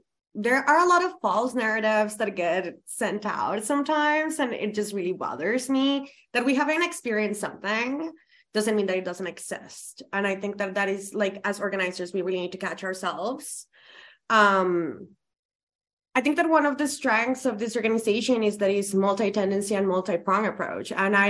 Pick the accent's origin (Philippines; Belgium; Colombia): Colombia; English is a second language; I am from Colombia. I am an immigrant.